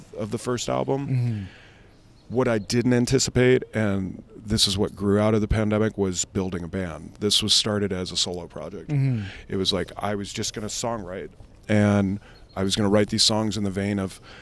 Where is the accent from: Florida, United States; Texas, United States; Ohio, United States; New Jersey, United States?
Ohio, United States; a rural town outside of Cleveland; moved away; growing up in a rural town outside of Cleveland.